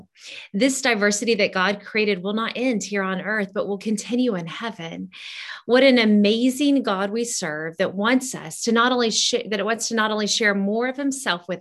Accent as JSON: {"language": "English", "country": "Honduras", "tie": "born or raised there", "moved": "yes", "said": "growing up in Honduras"}